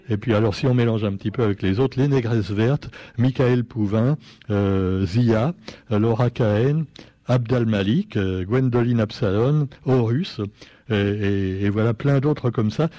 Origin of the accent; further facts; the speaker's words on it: Réunion; chez nous, à La Réunion